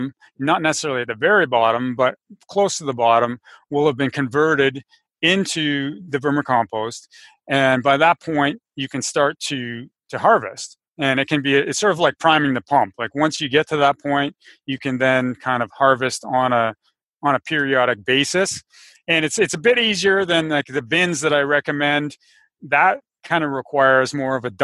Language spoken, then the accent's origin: English; Canada; I live in Canada. I'm Canadian